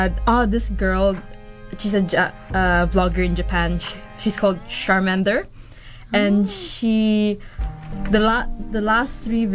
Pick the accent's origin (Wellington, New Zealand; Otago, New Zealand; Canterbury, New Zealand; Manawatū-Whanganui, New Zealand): Canterbury, New Zealand; Christchurch; Because I'm from Christchurch, and then I go... The school that I go